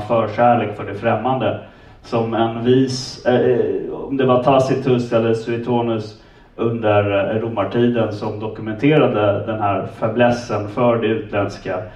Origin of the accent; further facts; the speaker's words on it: Stockholm, Stockholm County, Sweden; jag är från Stockholm